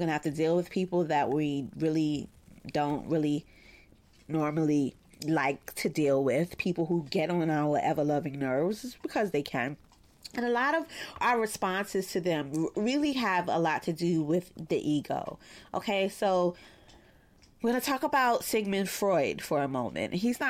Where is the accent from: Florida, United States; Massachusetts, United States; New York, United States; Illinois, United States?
New York, United States; Brooklyn; It sucks because growing up in Bed-Stuy, like I'm really good at it.